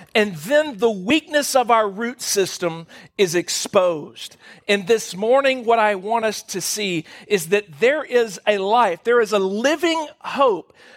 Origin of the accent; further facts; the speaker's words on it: Louisiana, United States; moved away; We're from Louisiana